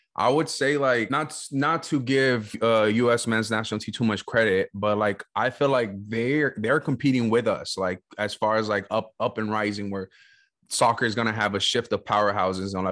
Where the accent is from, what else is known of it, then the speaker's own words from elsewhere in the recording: West Coast, United States; I grew up in the West Coast